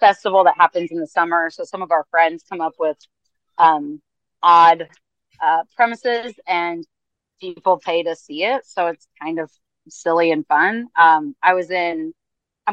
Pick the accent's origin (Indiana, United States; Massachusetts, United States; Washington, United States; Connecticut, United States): Indiana, United States; Indianapolis; We're from Indianapolis